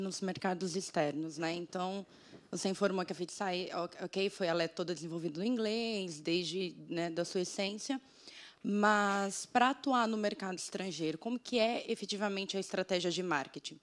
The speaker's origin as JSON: {"language": "Portuguese", "country": "Brazil", "accent": "Brazilian", "moved": "yes", "said": "Porque eu sou brasileira, pelo sotaque dá para perceber"}